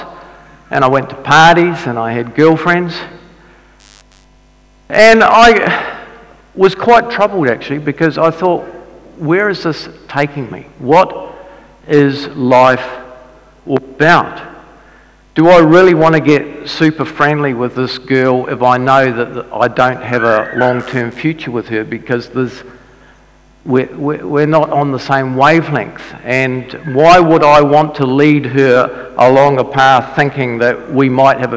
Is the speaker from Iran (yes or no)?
no; Dunedin, Otago, New Zealand; I grew up in Dunedin and my dad was a Baptist minister.